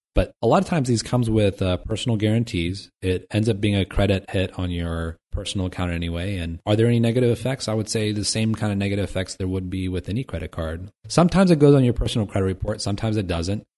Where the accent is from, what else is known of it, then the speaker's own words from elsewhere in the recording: Dayton, Ohio, United States; Dayton, Ohio, my hometown